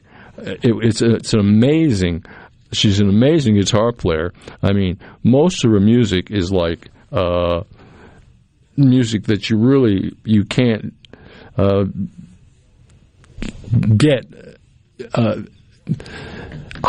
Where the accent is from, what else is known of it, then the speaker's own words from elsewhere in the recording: Cape Cod, Massachusetts, United States; now in Mississippi, United States; I grew up on Cape Cod